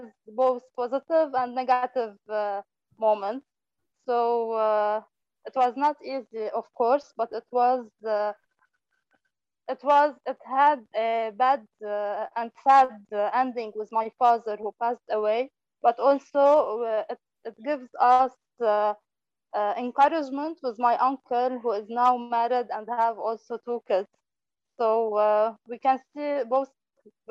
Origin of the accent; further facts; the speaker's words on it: Lebanon; from Lebanon